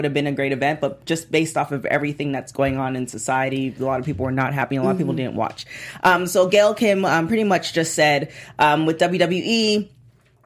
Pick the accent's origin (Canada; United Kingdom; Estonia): Canada; I am Canadian